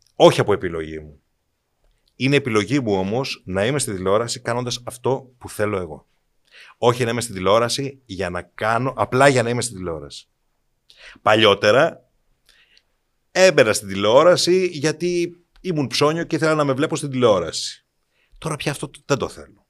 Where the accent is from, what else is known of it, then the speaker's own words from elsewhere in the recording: Kiato, Peloponnese, Greece; Είμαι ένα παιδί από το Κιάτο Κορινθία